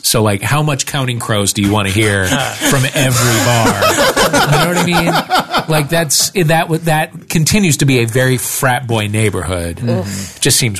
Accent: St. Louis, Missouri, United States; I'm from St. Louis.

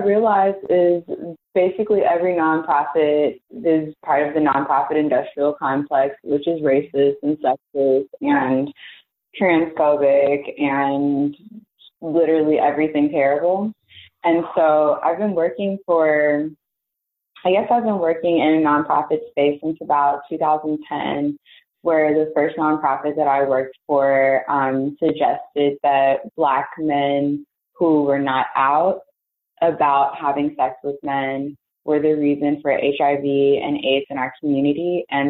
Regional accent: Las Vegas, Nevada, United States; also born or lived in Texas; now in Alabama; I am originally from Las Vegas, Nevada. And by way of being in Texas and from Texas, attending the illustrious Tuskegee University, I came to Alabama.

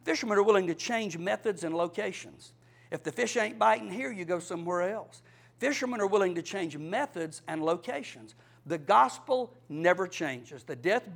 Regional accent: Cordele, Georgia, United States; I'm from Cordell in South Georgia. I fished a little bit with my daddy

